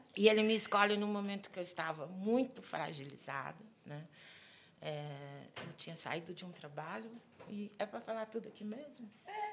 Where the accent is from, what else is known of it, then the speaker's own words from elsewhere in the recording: Uberaba, Minas Gerais, Brazil; moved away as an adult; now in Brasília, Brazil; sou uberabense, mineira, querida, adoro minha, minha, minha terra. Mas Brasília me abraça em 96